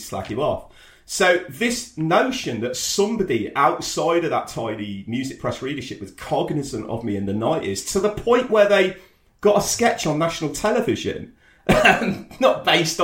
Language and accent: English; Coventry, West Midlands, United Kingdom; also born or lived in York; I was a kid in Cov